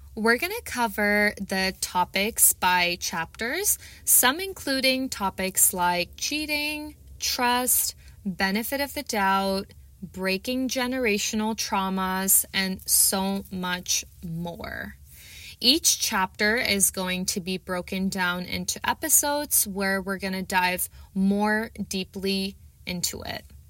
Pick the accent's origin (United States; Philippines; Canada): Canada; Toronto, Ontario; I am from Toronto, Canada.